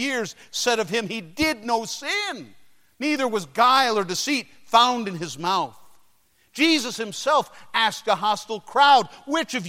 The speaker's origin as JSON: {"language": "English", "town": "Detroit", "region": "Michigan", "country": "United States", "tie": "born or raised there", "said": "my hometown, Detroit, Michigan"}